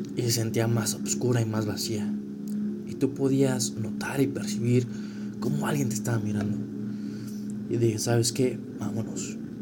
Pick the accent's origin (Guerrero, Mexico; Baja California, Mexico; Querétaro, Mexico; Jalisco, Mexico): Querétaro, Mexico; yo soy de Querétaro